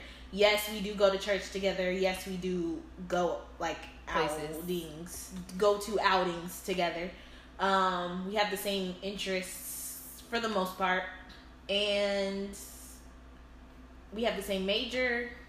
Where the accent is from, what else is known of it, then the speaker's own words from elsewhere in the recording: Charleston, South Carolina, United States; Like, I'm from Charleston, South Carolina. Shout out to the 843.